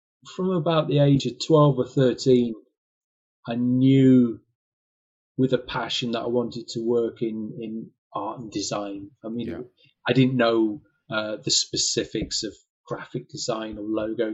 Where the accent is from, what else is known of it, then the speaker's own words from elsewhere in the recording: Harrogate, Yorkshire and the Humber, United Kingdom; moved away as an adult; now in London, United Kingdom; I was brought up in Harrogate